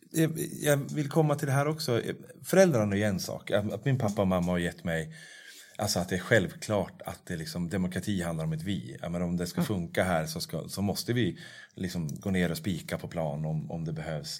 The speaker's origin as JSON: {"language": "Swedish", "area": "Norrsunda", "region": "Stockholm County", "country": "Sweden", "tie": "born or raised there", "said": "jag var uppvuxen i Norrsunda"}